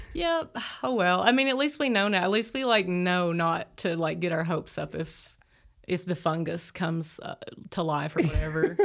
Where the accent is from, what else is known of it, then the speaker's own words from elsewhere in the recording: Appalachia, Tennessee, United States; I grew up in Appalachia